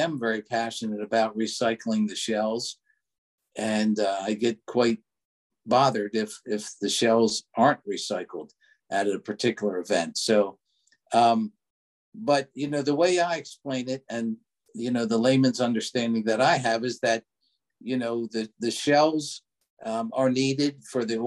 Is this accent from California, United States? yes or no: no; Baltimore County, Maryland, United States; moved away as an adult; now in York County, Pennsylvania, United States; I grew up in Baltimore County, Maryland, but right now living in just over the line in York County